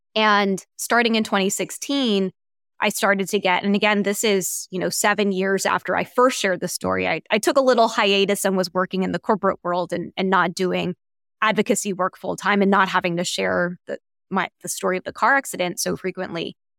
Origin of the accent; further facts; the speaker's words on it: Washington, District of Columbia, United States; I grew up in Washington, D C